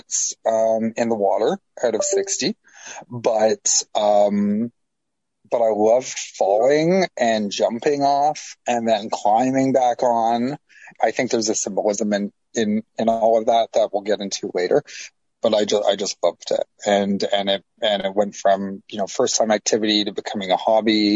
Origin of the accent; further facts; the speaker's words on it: Toronto, Ontario, Canada; I was born and raised in Toronto, and I lived there most of my life.